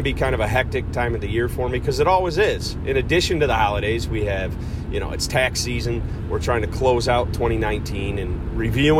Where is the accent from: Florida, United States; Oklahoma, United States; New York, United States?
New York, United States; Cortland; Cortland, New York, my hometown